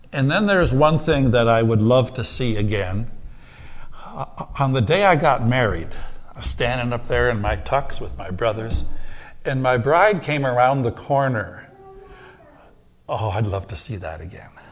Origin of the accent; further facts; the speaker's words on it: United States; I'm American does not mean I'm a Christian